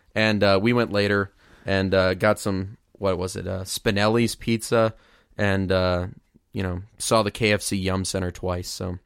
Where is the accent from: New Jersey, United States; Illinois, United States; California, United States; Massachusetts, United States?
Illinois, United States; Mount Zion; my hometown, Mount Zion, Illinois